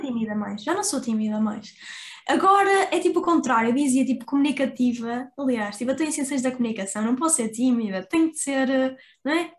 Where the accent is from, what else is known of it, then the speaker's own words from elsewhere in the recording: Porto, Norte, Portugal; accent: Porto; as pessoas do Porto dizem que eu não tenho sotaque, mas quando eu vou para Lisboa as pessoas já notam